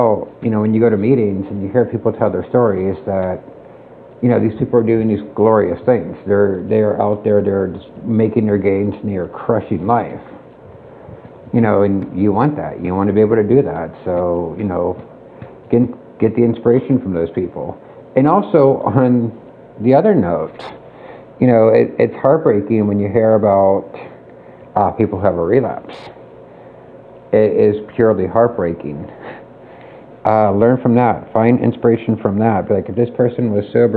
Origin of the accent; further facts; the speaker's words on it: Pittsburgh, Pennsylvania, United States; moved away; I'm from Pittsburgh